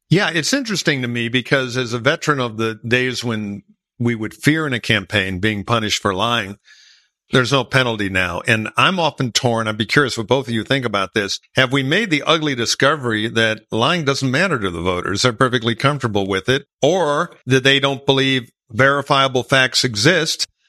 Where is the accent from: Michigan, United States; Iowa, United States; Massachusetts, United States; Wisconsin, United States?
Michigan, United States; Detroit; my hometown of Detroit